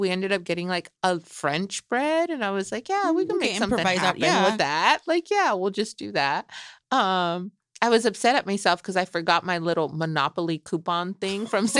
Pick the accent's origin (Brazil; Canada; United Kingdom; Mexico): Mexico; Michoacán; my chilaquiles are still gonna be on point, girl, because I'm from Michoacan and we put egg in there.